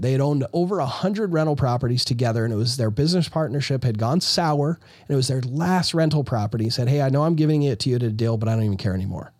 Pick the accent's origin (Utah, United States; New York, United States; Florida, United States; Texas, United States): Utah, United States; I'm from Utah.